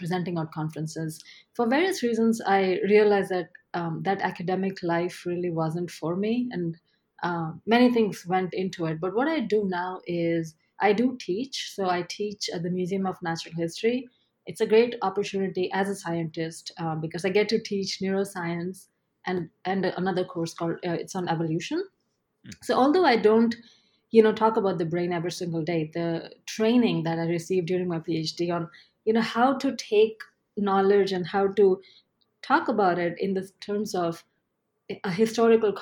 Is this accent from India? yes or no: yes; Ahmedabad, Gujarat, India; moved away as an adult; now in New York, United States; I grew up in a city called Ahmedabad, which is in the western part of the country.